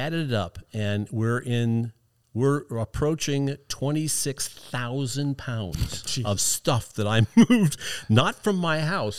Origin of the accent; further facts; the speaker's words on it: Iowa, United States; I'm originally from Iowa. My parents grew up there. My dad was in the Marine Corps, so he moved us all over the place